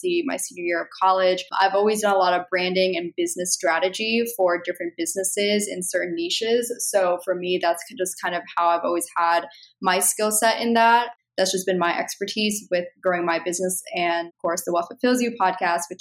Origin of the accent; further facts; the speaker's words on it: Pennsylvania, United States; moved away as an adult; also born or lived in Southern California; I was born and raised from a very small town in Pennsylvania.